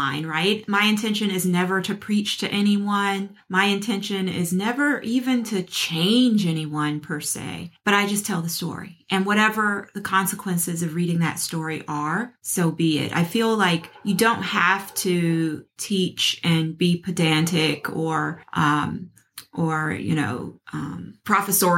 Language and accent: English; Memphis, Tennessee, United States; I grew up in Memphis, Tennessee